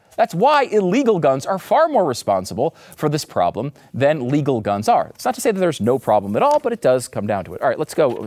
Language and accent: English; United States; As an American